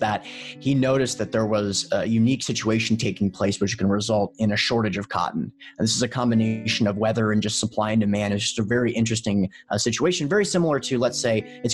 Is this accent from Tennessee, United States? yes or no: yes; Memphis, Tennessee, United States; I'm from Memphis, Tennessee